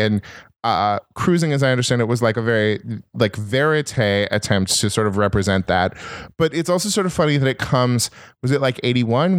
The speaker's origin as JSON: {"language": "English", "region": "Northern California", "country": "United States", "also_born_or_lived": "Minnesota", "said": "I'm from Northern California, and I went to Berkeley"}